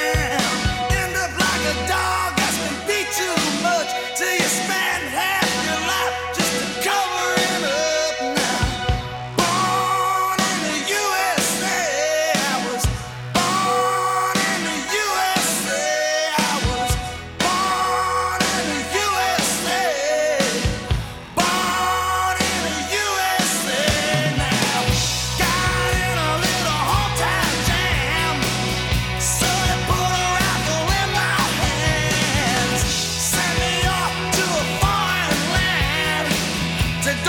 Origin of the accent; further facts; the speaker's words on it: New York City, New York, United States; I live here. I was born in Brooklyn, the USA